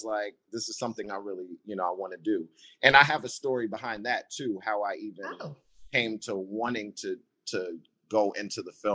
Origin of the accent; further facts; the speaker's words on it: Rockland, New York, United States; I'm from Rockland